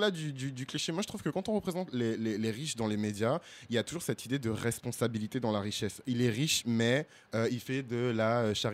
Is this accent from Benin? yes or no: yes; Benin; Moi, je suis béninois, mais les Togolais, ils sont dans mon cœur. Je suis Togolais de cœur.